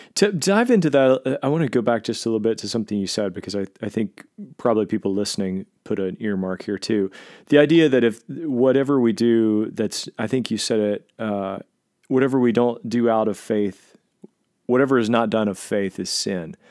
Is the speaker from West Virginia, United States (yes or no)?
yes; Southern West Virginia, United States; I grew up in Southern West Virginia as a Nazarene.